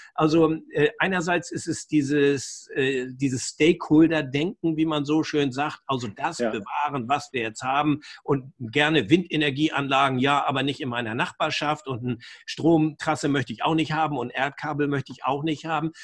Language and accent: German; Germany; bei uns in Deutschland